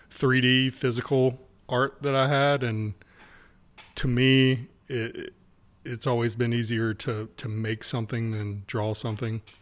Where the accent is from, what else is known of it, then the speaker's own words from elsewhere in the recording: Wilmington, North Carolina, United States; born and raised in Wilmington.